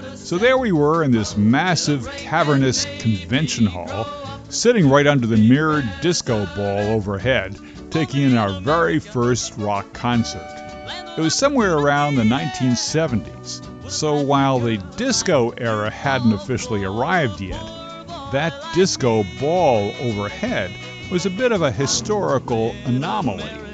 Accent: Linden, New Jersey, United States; my hometown of Linden, New Jersey

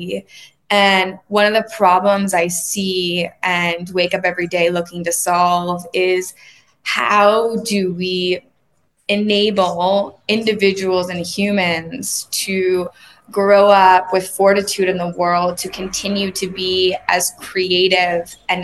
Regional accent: Laguna Beach, California, United States; I grew up in Laguna Beach, a small beach town in Southern California

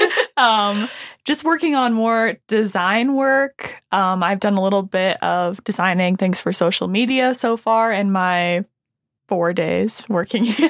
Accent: Sioux Falls, South Dakota, United States; I'm from Sioux Falls

